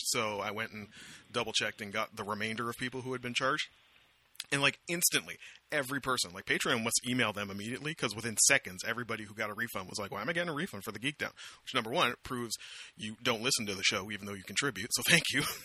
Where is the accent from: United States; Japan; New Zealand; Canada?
Canada; Amherstburg, Ontario; my hometown of Amherstburg, Ontario, Canada, population, by now, maybe like 18,000